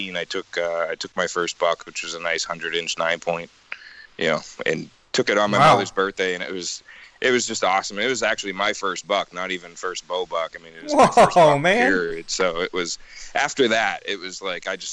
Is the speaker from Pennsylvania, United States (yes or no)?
yes; northeastern Pennsylvania, United States; Grew up hunting just as anybody else in northeastern Pennsylvania does